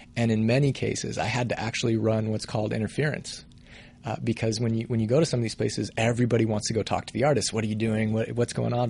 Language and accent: English; Colorado Springs, Colorado, United States; now in Los Angeles, United States; I'm from Colorado originally. I grew up in Colorado Springs